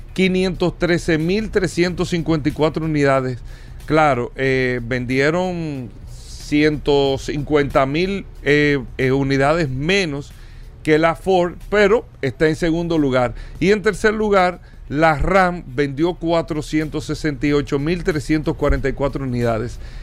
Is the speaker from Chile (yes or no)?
no; Dominican Republic; nosotros como República Dominicana